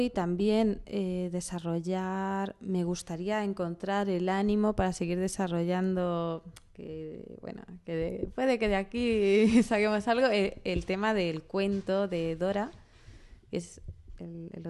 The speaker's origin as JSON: {"language": "Spanish", "town": "Toledo", "region": "Castilla-La Mancha", "country": "Spain", "said": "De Toledo."}